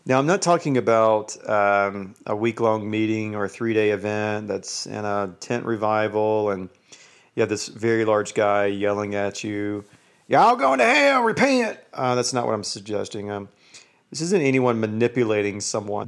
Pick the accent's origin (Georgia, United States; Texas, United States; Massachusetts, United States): Georgia, United States; moved away as an adult; now in Utah, United States; I live in Utah, but I'm from Georgia